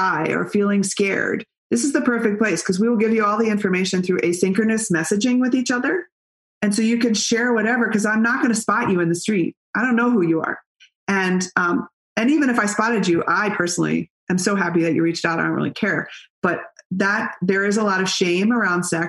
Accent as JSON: {"language": "English", "town": "Berkeley", "region": "California", "country": "United States", "tie": "born or raised there", "said": "I grew up in Berkeley"}